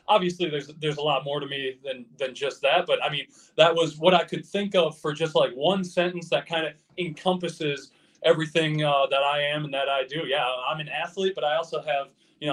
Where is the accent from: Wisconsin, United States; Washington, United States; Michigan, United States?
Wisconsin, United States; Cuba City; some of the things I didn't have growing up in the Cuba City area